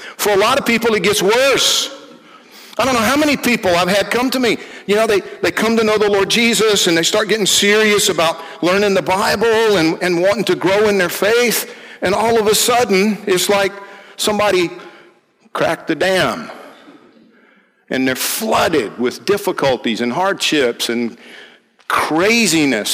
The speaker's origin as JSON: {"language": "English", "region": "Georgia", "country": "United States", "said": "I'm from Georgia"}